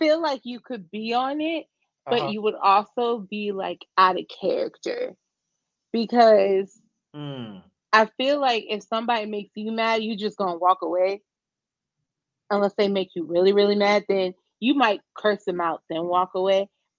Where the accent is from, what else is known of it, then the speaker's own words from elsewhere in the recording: Chicago, Illinois, United States; don't try me because I'm from Chicago.